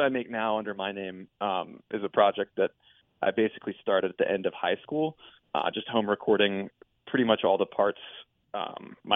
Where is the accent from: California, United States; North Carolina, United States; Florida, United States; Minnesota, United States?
North Carolina, United States; Raleigh; also born or lived in Washington, D.C.; I was also born and raised in Raleigh